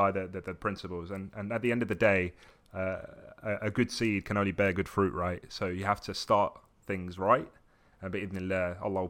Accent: Brighton, South East England, United Kingdom; also born or lived in Essex / Morocco / Tunisia; So I was born in Essex. And then I didn't really stay there too long. I lived in Morocco for a little bit, came back to the UK and then lived in Tunisia. And then I came to Brighton.

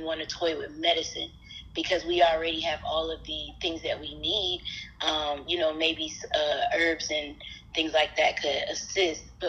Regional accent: Atlanta, Georgia, United States; I'm a native of Atlanta, Georgia

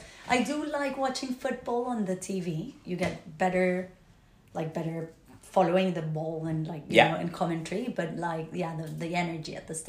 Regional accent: Bogotá, Colombia; moved away as an adult; now in London, United Kingdom; I am originally from Bogota, Colombia. And I've been in the UK for 6 years. Six and a half already, which is mad. Always in London.

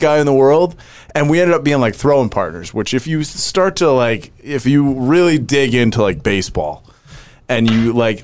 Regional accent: Maine, United States; I'm from Maine.

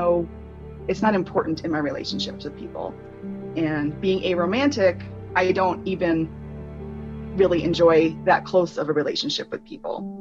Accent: Bigfork, Montana, United States; from Big Fork, Montana.

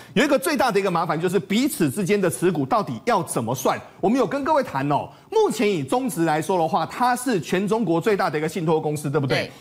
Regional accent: Taiwan; 我们台湾人

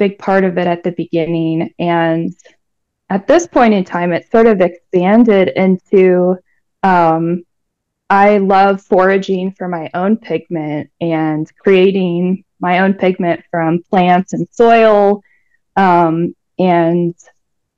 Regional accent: Denver, Colorado, United States; moved away as an adult; also born or lived in Brooklyn, New York; now in Albuquerque, United States; I was born and raised in Denver, Colorado

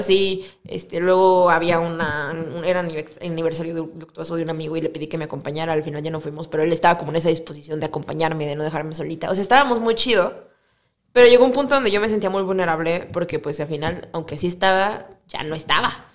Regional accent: Cuernavaca, Morelos, Mexico; moved away as an adult; now in Mexico City, Mexico; yo, soy de Cuernavaca

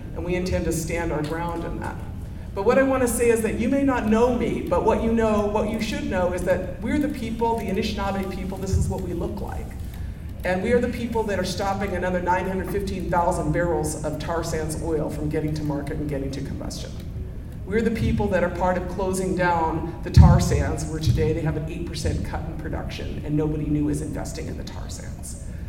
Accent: White Earth Reservation, northern Minnesota, United States; I'm from the White Earth Reservation in northern Minnesota

